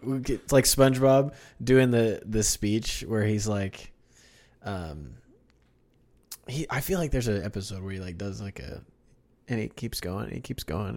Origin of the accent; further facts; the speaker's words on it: Kansas City, United States; also born or lived in Wichita, Kansas; I'm from Wichita and also Kansas City